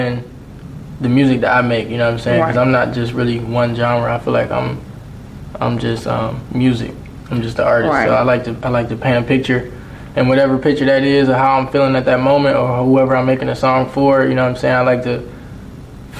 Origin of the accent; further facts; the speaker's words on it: Atlanta, Georgia, United States; when I was born here in Atlanta, I was actually acting under the Joy Purvis Talent Agency.